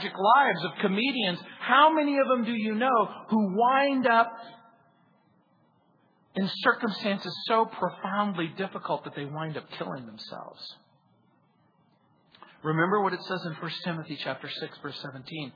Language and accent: English; Southern California, United States; growing up in Southern California